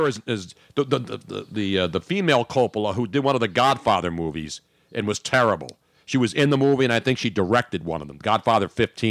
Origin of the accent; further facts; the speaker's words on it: Philadelphia, Pennsylvania, United States; of course I did growing up in South Philly. That's all there were down here.